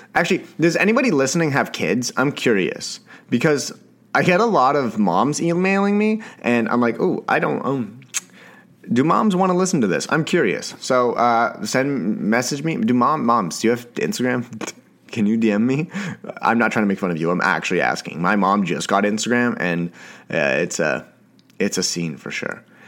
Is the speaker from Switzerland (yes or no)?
no; Canada; I am a Canadian, Canadian boy